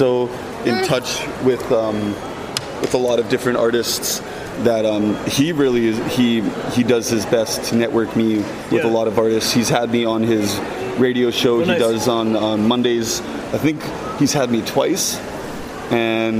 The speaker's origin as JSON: {"language": "English", "town": "Winnipeg", "region": "Manitoba", "country": "Canada", "tie": "born or raised there", "said": "I grew up in Winnipeg"}